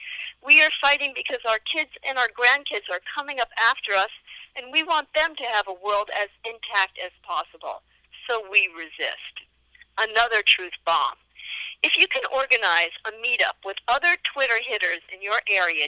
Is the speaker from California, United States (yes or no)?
no; New York, United States; I was born and bred in New York.